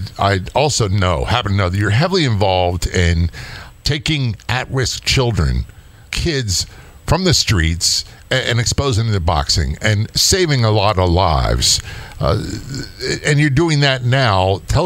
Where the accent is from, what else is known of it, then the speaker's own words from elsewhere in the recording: New Jersey, United States; born there; You know, I grew up, I was born in Jersey. My dad was a career Navy man. We lived everywhere.